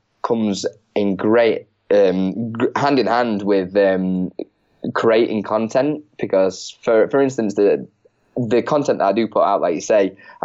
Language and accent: English; Chesterfield, East Midlands, United Kingdom; I'm from Chesterfield originally in the UK